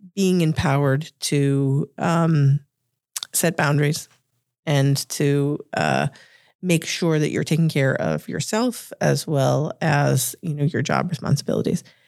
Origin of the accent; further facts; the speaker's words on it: Revere, Massachusetts, United States; accent: Boston; I grew up in the shadows of Harvard in a uh, oh my gosh, my Boston accent just came out there in a in, in a blue collar suburb of Massachusetts called Revere